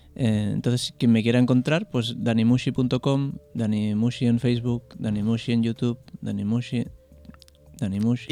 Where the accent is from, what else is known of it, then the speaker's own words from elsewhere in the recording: a small town in Catalonia, Spain; mi pueblo es un pueblo muy pequeño de 3.000 habitantes